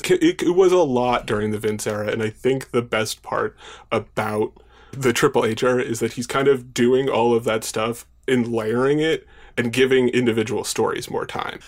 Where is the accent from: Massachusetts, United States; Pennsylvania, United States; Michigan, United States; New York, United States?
New York, United States; Long Island; I grew up on Long Island. I still live on Long Island